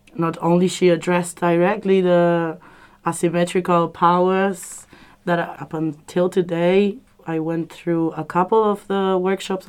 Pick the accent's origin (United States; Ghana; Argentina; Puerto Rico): Argentina; moved away; I come from Argentina